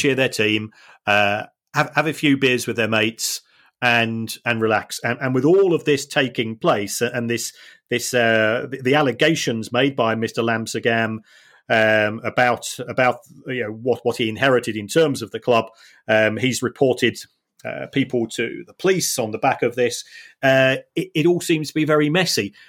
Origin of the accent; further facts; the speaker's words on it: Manchester, North West England, United Kingdom; I say I'm from Manchester, or, yeah, I've lived in Manchester most of my life